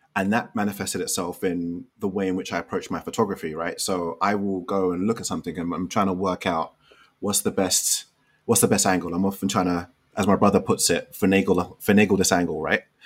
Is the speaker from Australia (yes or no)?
no; London, United Kingdom; moved away as an adult; now in Chicago, United States; growing up in Western society, initially in in London and now in Chicago.